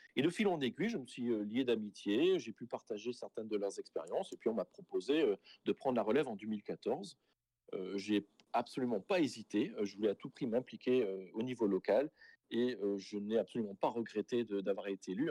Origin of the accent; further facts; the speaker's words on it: St. Pierre & Miquelon; now in Toronto, Canada; je suis originaire de Saint-Pierre-Miquelon. Ceci étant, euh, oui, moi, je fais partie de cette minorité acadienne à Saint-Pierre-Miquelon, mais bien évidemment, moi, j'ai grandi entouré de gens